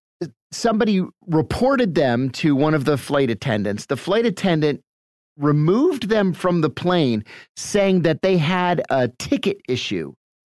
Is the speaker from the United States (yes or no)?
yes; United States; even as an American